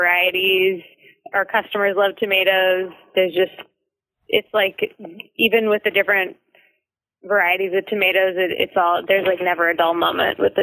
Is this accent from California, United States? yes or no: yes; Berkeley, California, United States; also born or lived in Santa Cruz, California; So I grew up in Berkeley, gardening with my family, and then I went to UC Santa Cruz.